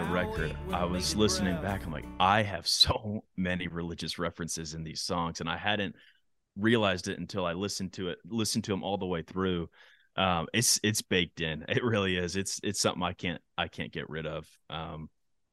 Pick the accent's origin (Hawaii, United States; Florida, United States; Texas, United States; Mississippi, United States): Texas, United States; now in Nashville, United States; my home state of Texas